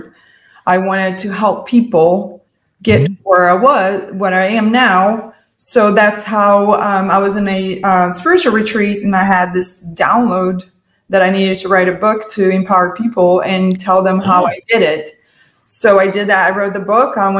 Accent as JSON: {"language": "English", "country": "Brazil", "tie": "born or raised there", "moved": "as an adult", "lives_now": "United States", "said": "I'm an immigrant from Brazil"}